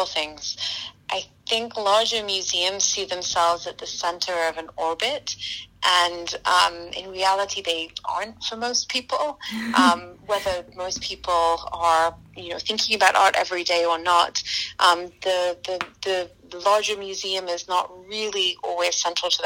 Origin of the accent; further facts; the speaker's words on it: Scotland, United Kingdom; moved away as an adult; now in United States; I'm from Scotland. We have a population of about 5.5 million people there.